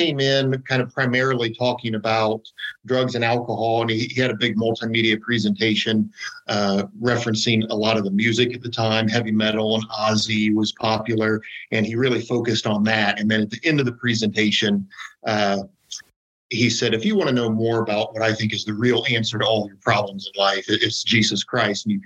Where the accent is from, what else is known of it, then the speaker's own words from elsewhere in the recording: Ohio, United States; I'm from Ohio